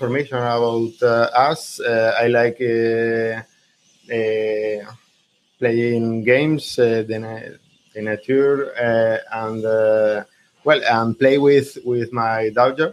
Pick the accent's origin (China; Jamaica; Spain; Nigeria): Spain; from Spain